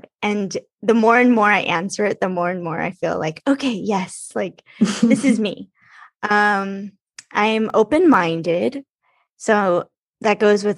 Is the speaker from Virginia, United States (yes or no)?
no; Los Angeles, California, United States; I'm from Los Angeles